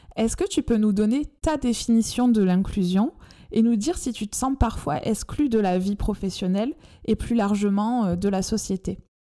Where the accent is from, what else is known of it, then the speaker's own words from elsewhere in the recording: France; accent: chantant (sing-song); mon accent chantant